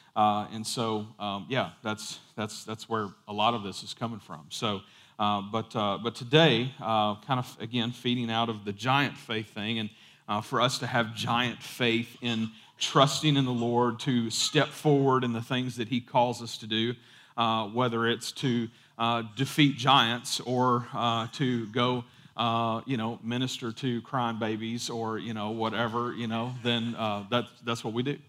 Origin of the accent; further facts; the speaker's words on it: United States; we grew up, you know, part of growing up in America